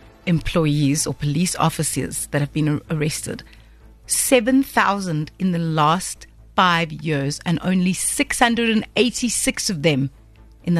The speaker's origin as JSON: {"language": "English", "town": "Cape Town", "region": "Western Cape", "country": "South Africa", "said": "I'm from Bonteville in the Cape Flats"}